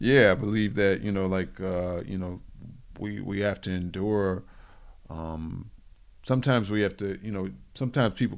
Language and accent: English; Detroit, Michigan, United States